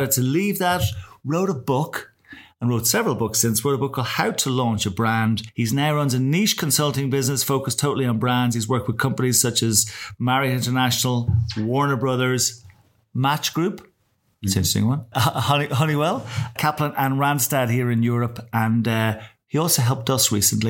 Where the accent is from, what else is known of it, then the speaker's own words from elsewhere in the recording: Ireland; as two Irish guys